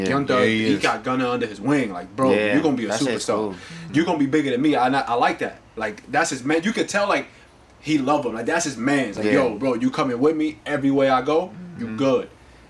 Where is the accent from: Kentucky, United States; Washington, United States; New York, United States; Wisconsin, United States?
New York, United States; Listen, I'm from New York.